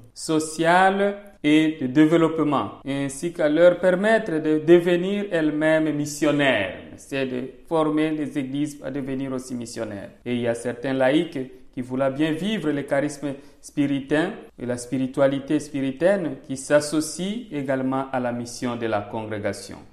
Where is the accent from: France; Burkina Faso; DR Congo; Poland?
DR Congo; South Kivu; moved away as an adult; also born or lived in Kinshasa / Tanzania; now in Charleroi, Belgium; étant donc au Sud Kivu, mon village est situé à 300 km donc, de, la région, chef-lieu de la région, qui est à Bukavu, et c'est là où j'ai grandi